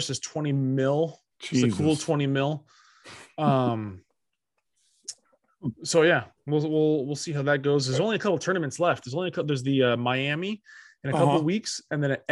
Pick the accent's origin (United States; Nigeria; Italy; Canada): Italy; moved away; any team from my home country